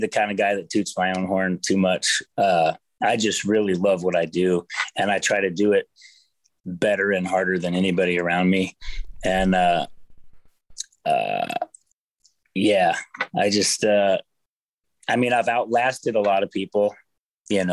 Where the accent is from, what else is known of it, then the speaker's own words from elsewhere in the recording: Portland, Oregon, United States; moved away as an adult; now in Nashville, United States; I'm from Portland, Oregon. I grew up out there in a small town